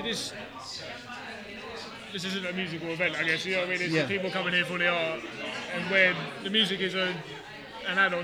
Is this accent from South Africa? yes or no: no; London, United Kingdom; I'm from Deptford